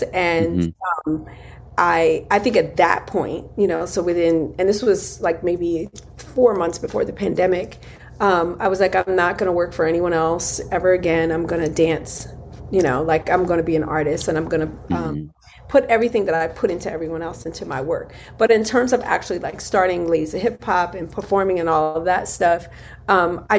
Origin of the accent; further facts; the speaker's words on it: Philadelphia, Pennsylvania, United States; we're originally from Philly